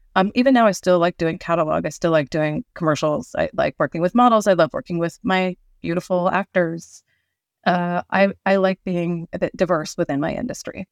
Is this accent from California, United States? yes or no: yes; Northern California, United States; I grew up in Northern California